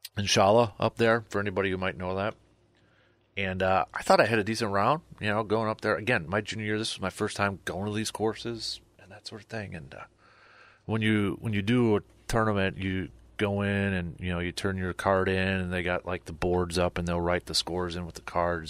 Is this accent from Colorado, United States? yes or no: no; Medford, Wisconsin, United States; growing up in Medford